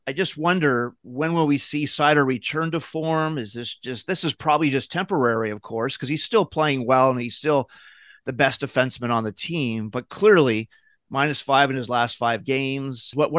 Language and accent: English; Windsor, Ontario, Canada; now in United States; as a Canadian growing up in Windsor at the time, Ted, in grade six at an elementary school in South Windsor, Roseland.